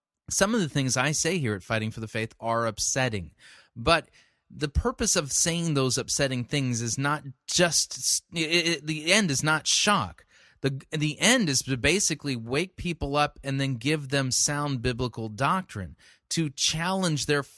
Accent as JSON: {"language": "English", "town": "Arcadia", "region": "California", "country": "United States", "tie": "born or raised there", "also_born_or_lived": "Monrovia", "said": "I remember the days when I was growing up in Los Angeles. I grew up in Arcadia in Monrovia, which is near Pasadena, California"}